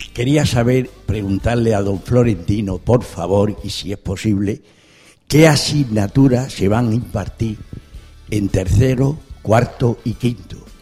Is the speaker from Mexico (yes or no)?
no; Badajoz, Extremadura, Spain; Yo nací, criado y vivido en Extremadura